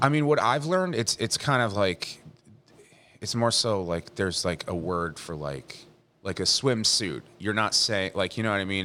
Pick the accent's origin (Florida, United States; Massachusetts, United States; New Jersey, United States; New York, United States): New Jersey, United States; Leonardo; also born or lived in Middletown, New Jersey / Chicago; I grew up in Leonardo